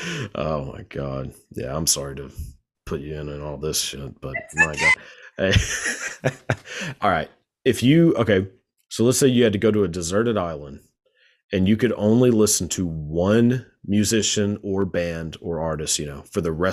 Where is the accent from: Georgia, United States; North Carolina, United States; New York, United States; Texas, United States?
Texas, United States; born or raised there